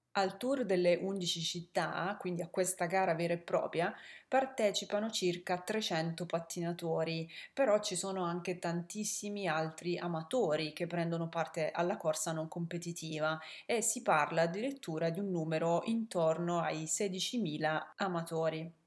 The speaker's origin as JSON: {"language": "Italian", "region": "Apulia", "country": "Italy", "moved": "as an adult", "lives_now": "Netherlands", "said": "Io sono del sud, ormai lo sapete, sono pugliese, sono originaria della Puglia"}